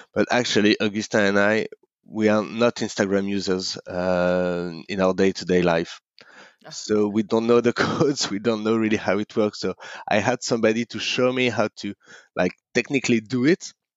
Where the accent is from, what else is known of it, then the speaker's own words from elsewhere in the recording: Paris, Île-de-France, France; moved away as an adult; now in Hong Kong; I grew up in in Paris